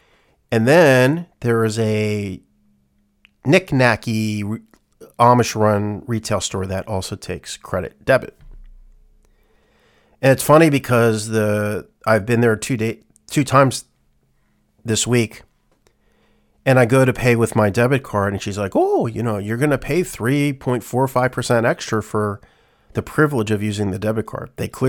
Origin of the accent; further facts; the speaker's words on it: England, United Kingdom; Like, we're, as English people, we're used to it.